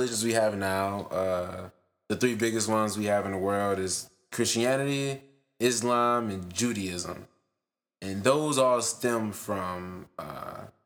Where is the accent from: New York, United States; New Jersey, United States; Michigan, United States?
Michigan, United States; Detroit; We're two people from Detroit, two artists from Detroit